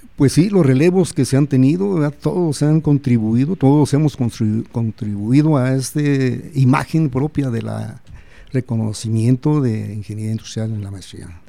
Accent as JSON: {"language": "Spanish", "town": "Celaya", "region": "Guanajuato", "country": "Mexico", "tie": "born or raised there", "also_born_or_lived": "Mexico City", "moved": "as an adult", "said": "soy eh, nacido aquí en Celaya, mi familia es aquí de Celaya"}